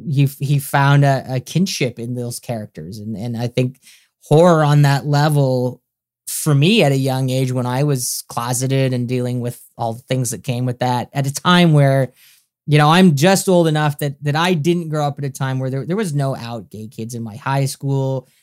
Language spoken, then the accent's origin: English; Canada; also born or lived in Los Angeles, United States; I'm a Canadian, I live in Canada and, and I lived in America for a few years